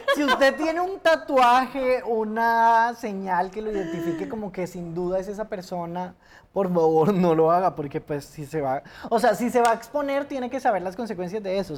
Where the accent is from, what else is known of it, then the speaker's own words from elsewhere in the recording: Neiva, Huila, Colombia; moved away as an adult; also born or lived in Bogotá; yo estaba en mi ciudad natal, origen Neiva